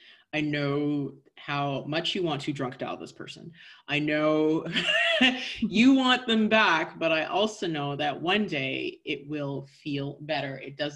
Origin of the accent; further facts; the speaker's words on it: Canada; we're both Canadian